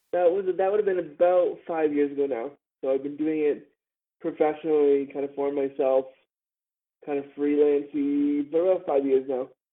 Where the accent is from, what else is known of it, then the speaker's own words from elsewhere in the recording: Toronto, Ontario, Canada; my hometown of Toronto